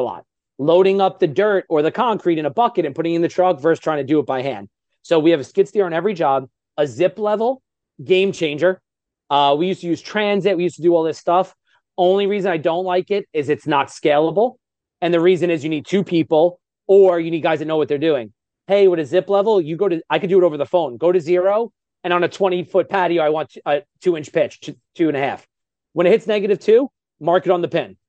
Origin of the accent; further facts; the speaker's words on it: New York, United States; I'm from New York, so I speak really, really fast